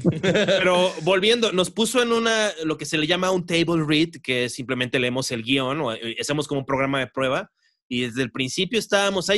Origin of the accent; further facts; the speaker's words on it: Mexico; accent: Mexican; nuestro verdadero acento mexicano